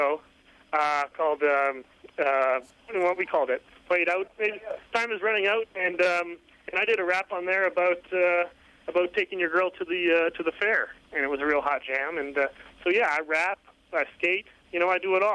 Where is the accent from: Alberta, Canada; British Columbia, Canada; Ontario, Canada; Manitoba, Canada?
Manitoba, Canada; Brandon; also born or lived in Winnipeg; I'm from Brandon, Manitoba